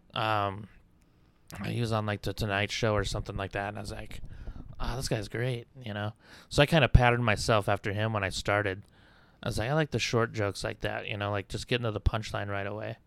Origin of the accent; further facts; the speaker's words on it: Clarion, Iowa, United States; moved away; also born or lived in Albuquerque, New Mexico; I grew up in Iowa